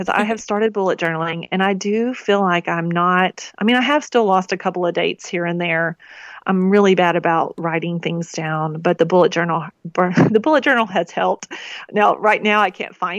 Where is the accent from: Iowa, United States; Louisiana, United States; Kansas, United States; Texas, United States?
Texas, United States; East; moved away; I grew up in East Texas